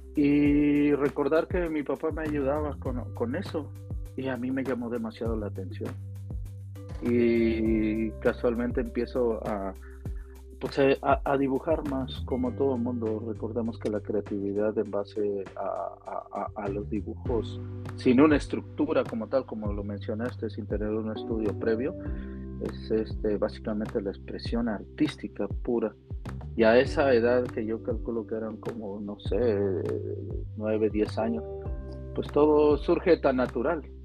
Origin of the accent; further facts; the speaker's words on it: Tolimán, Querétaro, Mexico; also born or lived in Mexico City; yo nací en Ciudad de México, pero me trasladé al, pueblo de mis abuelos, un pueblo que por años ha sido migrante a, California